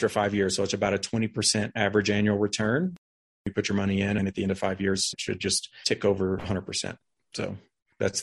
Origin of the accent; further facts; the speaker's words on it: Dallas-Fort Worth area, Texas, United States; also born or lived in New Braunfels, Texas; I'm from Texas. I've lived there pretty much my whole life. I'm from the Dallas-Fort Worth area